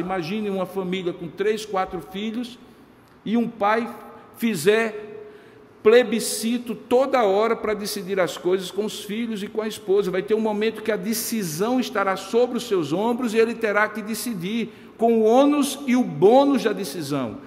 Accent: Campina Grande, Paraíba, Brazil; quando eu era criança lá em Campina Grande

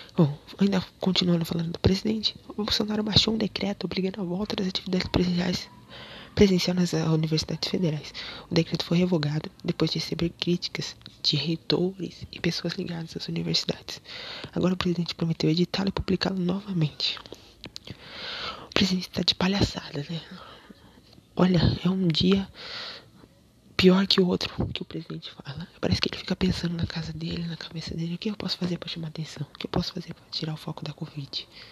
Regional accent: Rio Claro, São Paulo, Brazil; also born or lived in Baixada Santista; Em Rio Claro, minha cidade natal

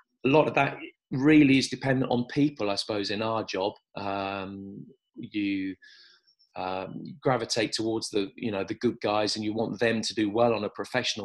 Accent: Birmingham, West Midlands, United Kingdom; moved away; also born or lived in South West England; I was brought up in Birmingham

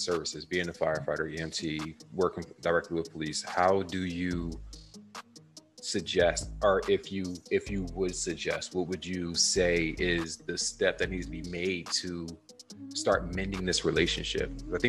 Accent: Harrisburg, Pennsylvania, United States; moved away as an adult; also born or lived in Philadelphia; I'm from Harrisburg, Pennsylvania

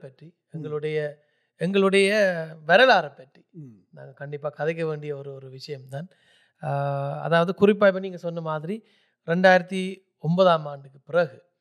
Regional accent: Germany; moved away; ஜெர்மனியில் தான் நான் பிறந்து வளர்ந்தது

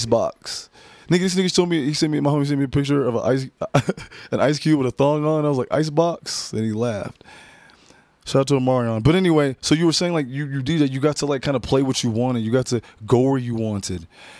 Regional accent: Redmond, Washington, United States; I grew up in Redmond, Washington, bro.

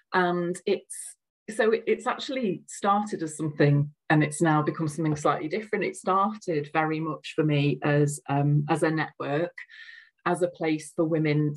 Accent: Liverpool, North West England, United Kingdom; accent: Scouse; I don't think I've got a very strong accent, but I'm a Scouser

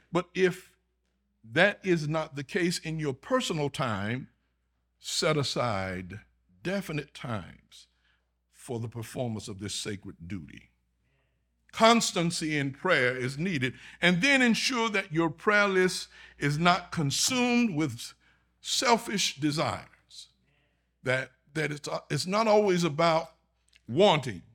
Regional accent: Augusta, Georgia, United States; moved away as an adult; now in Texas, United States; My home is in Georgia. I'm from Augusta, Georgia.

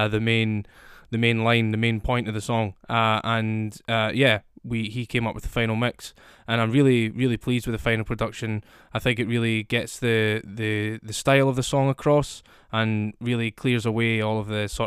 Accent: Scotland, United Kingdom; I'm a singer-songwriter from Scotland, as you can probably hear from my accent

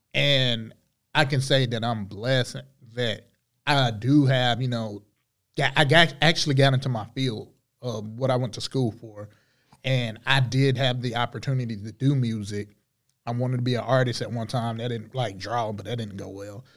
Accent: Charlotte, North Carolina, United States; Grew up on the east side of Charlotte. Um, born and raised.

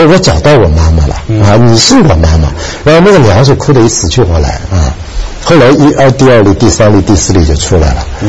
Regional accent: China; moved away as an adult; also born or lived in New York; 我是大陆的，我是中国的

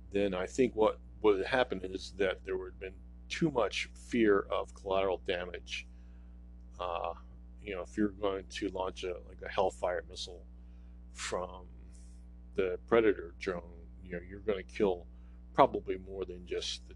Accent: United States

